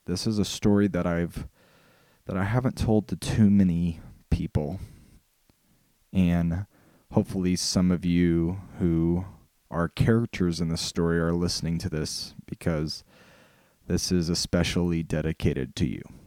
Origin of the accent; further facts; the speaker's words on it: Illinois, United States; I'm a storyteller from Illinois